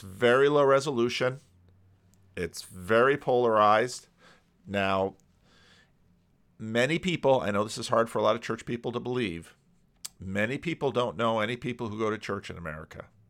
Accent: Paterson, New Jersey, United States; moved away as an adult; also born or lived in Grand Rapids, Michigan / Dominican Republic / Sacramento, California; I grew up on the East Coast, just outside of New York City

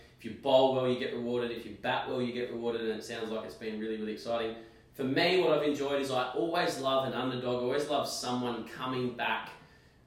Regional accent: Australia; I'm an Aussie

